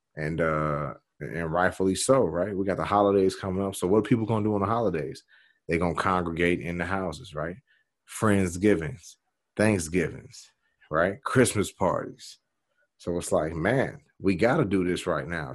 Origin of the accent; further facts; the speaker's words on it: Chicago, Illinois, United States; I'm from Chicago